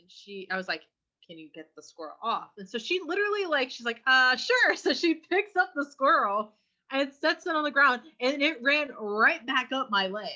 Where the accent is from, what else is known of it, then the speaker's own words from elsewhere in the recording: California, United States; I'm from California. I don't have an accent